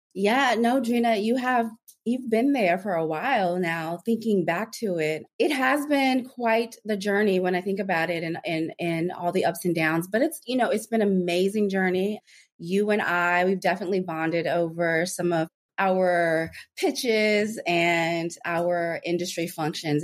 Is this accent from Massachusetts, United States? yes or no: no; Anchorage, Alaska, United States; moved away as an adult; also born or lived in Washington, D.C. / Los Angeles; I grew up in Anchorage, Alaska